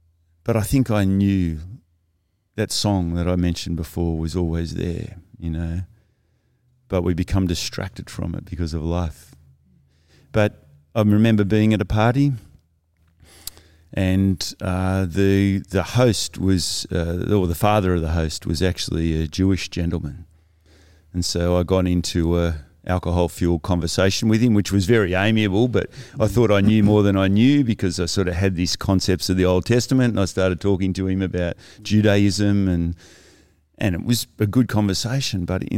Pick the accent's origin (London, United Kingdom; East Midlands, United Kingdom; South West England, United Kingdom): South West England, United Kingdom; But as you inferred, I grew up in Cornwall, and obviously where you're born is where you formed. And I loved the beach.